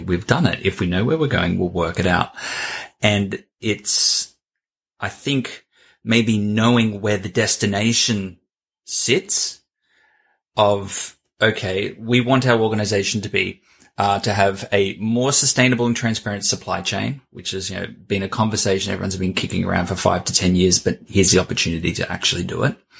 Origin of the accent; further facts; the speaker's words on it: Australia; I'm Australian